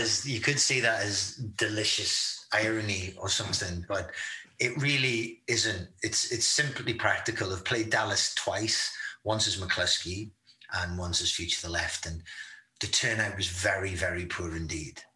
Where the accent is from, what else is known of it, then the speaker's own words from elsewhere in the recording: United Kingdom; being British